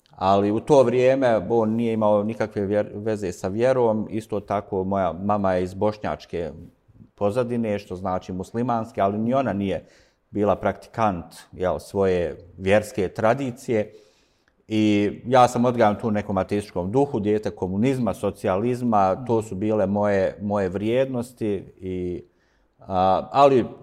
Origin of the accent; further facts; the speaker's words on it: Sarajevo, Federation of Bosnia and Herzegovina, Bosnia & Herzegovina; A rođen sam u Sarajevu, tu sam odrastao, ne u ovom dijelu grada, više u, u centru. I bio sam tu kroz gotovo sve vrijeme svoga, svoga života. Danas imam 52 godine